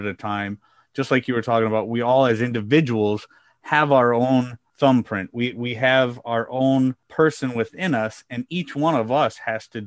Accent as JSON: {"language": "English", "region": "Midwest", "country": "United States", "tie": "born or raised there", "said": "I grew up in the Midwest in the United States"}